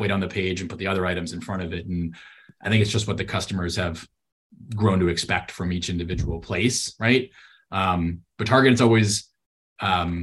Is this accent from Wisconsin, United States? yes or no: yes; Wisconsin, United States; Tombstone Pizza or something, which is what I grew up with in Wisconsin